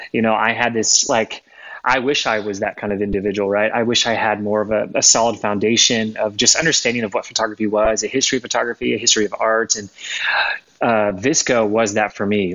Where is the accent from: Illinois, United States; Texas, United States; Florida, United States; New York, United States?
Florida, United States; moved away as an adult; also born or lived in Spokane, Washington; I grew up in Florida. Uh, so I'm from Florida originally